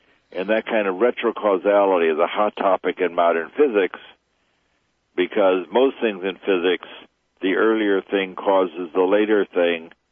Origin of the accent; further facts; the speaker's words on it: Chicago, Illinois, United States; I grew up in Chicago.